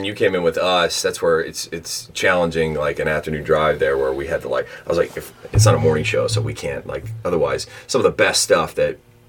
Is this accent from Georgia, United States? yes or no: no; Newport, Kentucky, United States; Yeah, I grew up in Newport, and then I went to UK, then back to NKU...